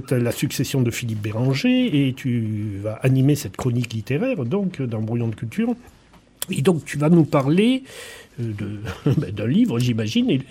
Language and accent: French; Drôme, Auvergne-Rhône-Alpes, France; moved away as an adult; now in Vauvert, France; Je suis de la Drôme.